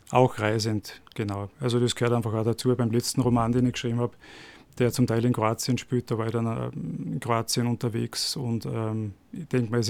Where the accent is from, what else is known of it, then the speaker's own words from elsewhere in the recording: Radstadt, Salzburg, Austria; now in Salzburg, Austria; ich bin geboren in Salzburg in der Stadt, aber bin in Radstadt aufgewachsen und war bis 18 in Radstadt und bin dann mit 18 zum Studieren wieder nach Salzburg.